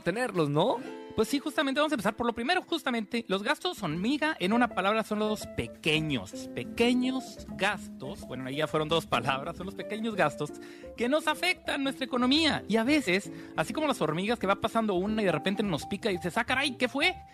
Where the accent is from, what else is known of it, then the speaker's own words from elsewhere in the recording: Mexico; como mexicanos